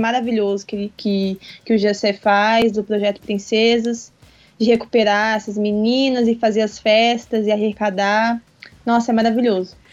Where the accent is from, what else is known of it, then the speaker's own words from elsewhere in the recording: Campo Grande, Mato Grosso do Sul, Brazil; nasci aqui em Campo Grande. Uhum. É e nunca saí daqui